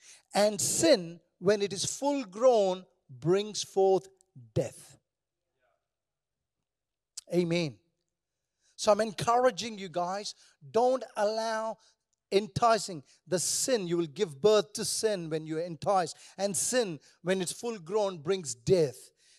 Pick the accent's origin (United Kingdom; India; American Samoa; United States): India; And do you know, I come from India, so we are all negative people.